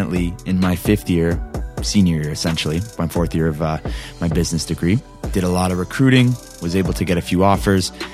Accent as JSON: {"language": "English", "country": "Canada", "said": "I'm Canadian"}